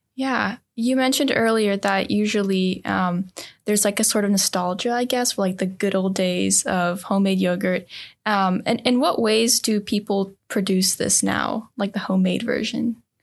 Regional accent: Serbia; moved away; I come from Serbia. My my family um, still lives there

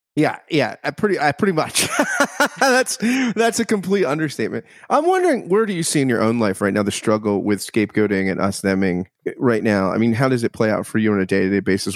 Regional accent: United States; as an American

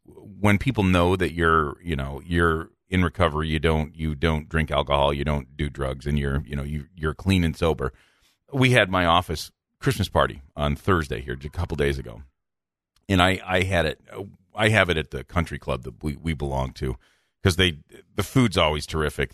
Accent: Midland, Michigan, United States; also born or lived in Minnesota / Cincinnati; Midland, Michigan, my hometown

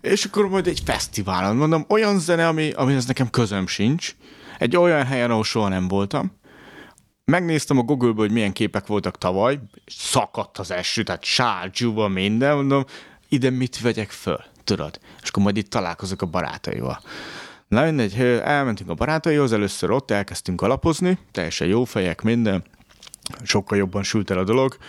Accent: Tiszántúl, Hungary; moved away; én Tiszántúli gyerek vagyok

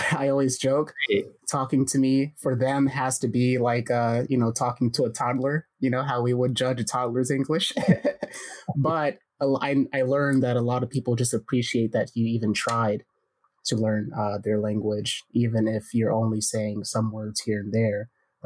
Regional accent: United States; as an American

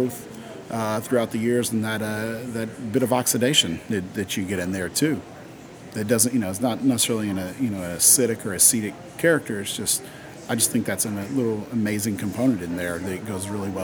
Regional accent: East Tennessee, United States; I grew up in East Tennessee

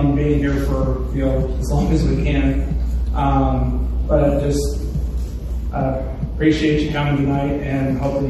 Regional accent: Seymour, Indiana, United States; moved away as an adult; now in Muncie, United States; Unlike about everybody here, I can't claim to be a Muncie native. I was born and raised down in Seymour, Indiana. I went to Iraq in 2011, and after coming home, I packed up all of my stuff and moved to Muncie, where I've lived ever since.

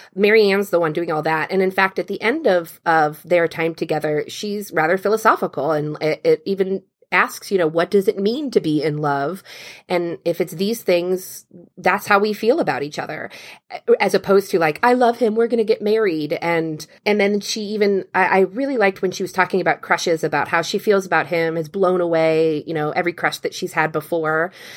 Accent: Cincinnati, Ohio, United States; I grew up in Cincinnati near a ski slope called Perfect North

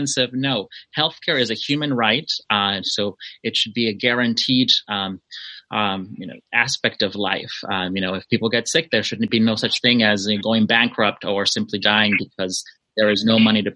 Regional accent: Los Angeles, California, United States; also born or lived in Mexico; I was born in Mexico. I arrived to this area of Los Angeles when I was 9 years old

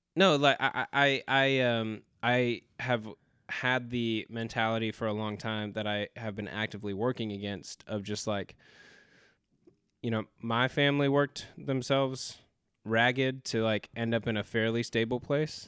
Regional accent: Spokane, Washington, United States; also born or lived in California; now in Greensboro, United States; we grew up in Spokane, Washington, we grew up fairly poor, but when we moved to California

